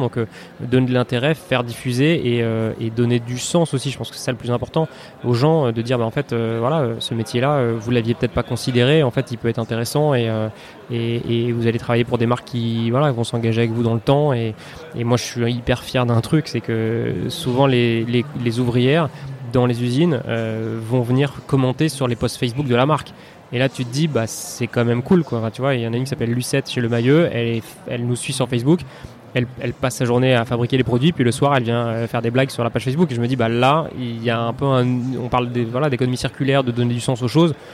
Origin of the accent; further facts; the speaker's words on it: Paris, Île-de-France, France; je suis parisien, j'ai 34 ans